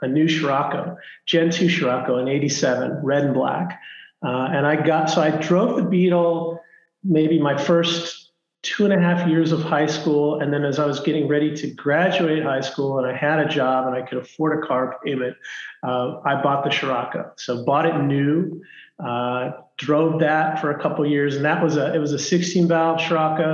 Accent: Los Angeles, California, United States; I grew up in Los Angeles, actually, in the San Fernando Valley

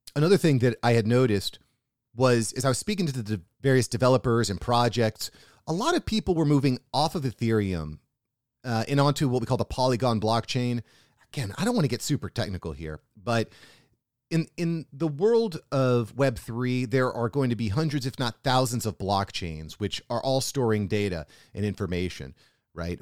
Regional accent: United States; as an American who lives what I would consider a pretty nice life

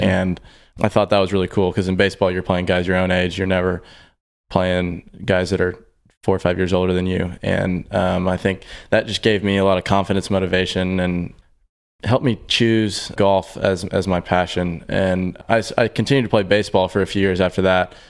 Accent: Houston, Texas, United States; growing up in Houston, uh, which is where I've been my whole life

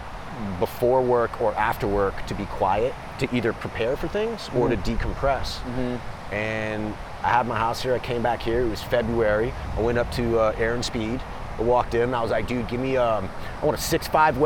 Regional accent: Los Angeles, California, United States; also born or lived in New York City; I was born in New York City. My parents were in the theater. My mom started working in Los Angeles when I was younger. So I went to high school in Los Angeles.

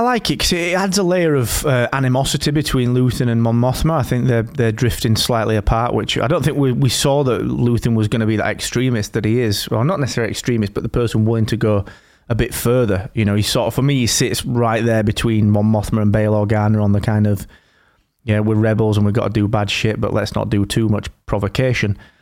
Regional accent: the north of England, United Kingdom; I'm Northern English

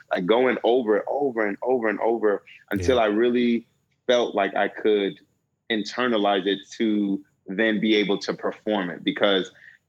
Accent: West Coast, United States; because one, I grew up on the West Coast. So by slang, I'm already removed from that slang.

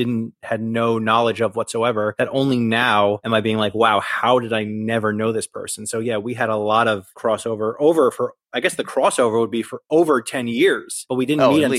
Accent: Nyack, New York, United States; moved away as an adult; now in Manhattan, United States; So I'm from Nyack, New York, which is in Rockland County, which is not Long Island, and we don't call it upstate, but it's the southernmost county west of the Hudson in New York.

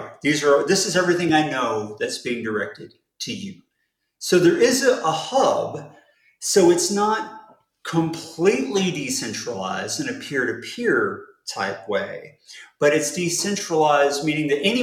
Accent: United States; I'm American.

